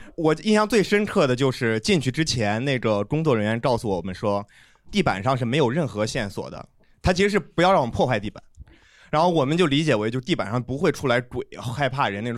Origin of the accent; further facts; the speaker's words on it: Zhengzhou, Henan, China; 我也是郑州的